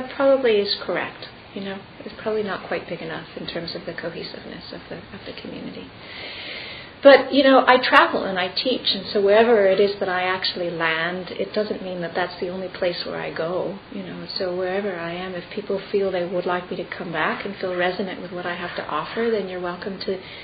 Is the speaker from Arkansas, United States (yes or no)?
no; California, United States; moved away; also born or lived in England / Colorado Springs; I was born in California